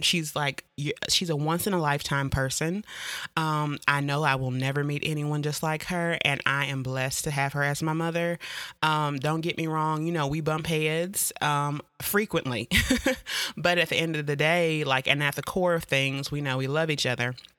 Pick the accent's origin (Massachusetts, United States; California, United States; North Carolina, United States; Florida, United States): North Carolina, United States; Jacksonville; I'm from Jacksonville, North Carolina, more specifically Camp Lejeune